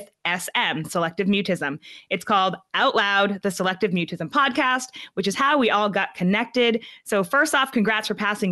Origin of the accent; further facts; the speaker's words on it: New Hampshire, United States; I was from New Hampshire